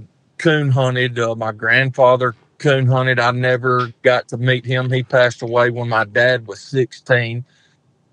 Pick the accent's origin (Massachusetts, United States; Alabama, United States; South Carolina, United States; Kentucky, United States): Alabama, United States; I was born and raised here in Alabama